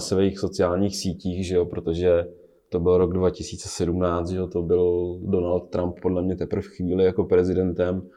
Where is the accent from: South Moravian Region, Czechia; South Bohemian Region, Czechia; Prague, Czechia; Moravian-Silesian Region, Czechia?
South Bohemian Region, Czechia; Blatná; moved away; Já jsem z Blatný původně, z Žích